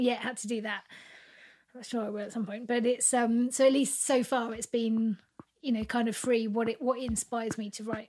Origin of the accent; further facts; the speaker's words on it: Reading, South East England, United Kingdom; I grew up in Reading